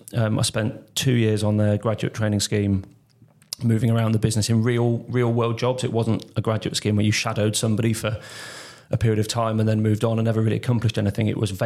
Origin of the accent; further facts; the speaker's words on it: Warwick, West Midlands, United Kingdom; also born or lived in Leamington; I grew up in Warwick and Leamington, in sort of a stone's throw from Warwick Castle